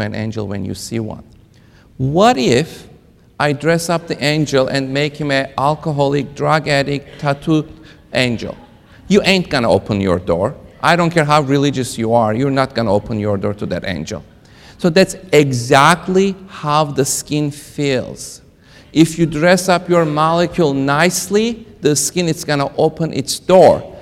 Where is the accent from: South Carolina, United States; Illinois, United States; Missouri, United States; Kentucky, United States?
Kentucky, United States; I am from Kentucky